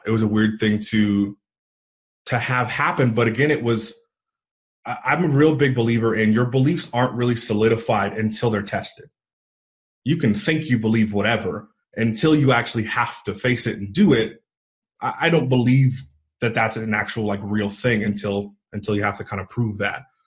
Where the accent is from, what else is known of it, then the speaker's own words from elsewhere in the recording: East Bay area, Northern California, United States; moved away as an adult; also born or lived in Idaho; I grew up in the East Bay area, Northern California, so about 25 miles east of San Francisco.